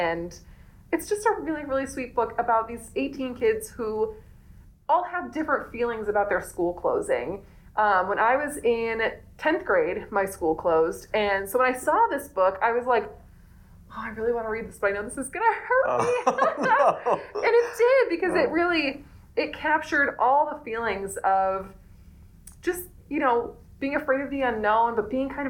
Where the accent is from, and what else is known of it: East Coast, United States; born or raised there; moved away